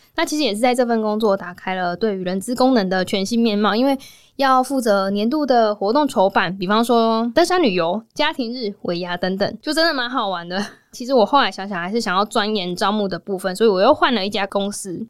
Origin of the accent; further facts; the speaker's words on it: Kaohsiung, Taiwan; moved away as an adult; also born or lived in New Taipei; 其实我是高雄的孩子嘛，所以就想说不要离家太远